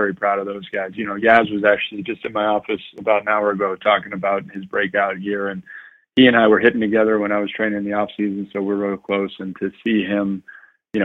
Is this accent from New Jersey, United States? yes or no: no; New York City, New York, United States; moved away as an adult; I was raised obviously in Queens